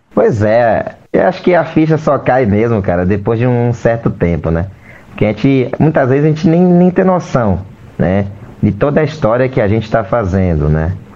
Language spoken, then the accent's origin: Portuguese; Candeias, Brazil; minha cidade querida, a cidade onde eu nasci, cresci e vivo até hoje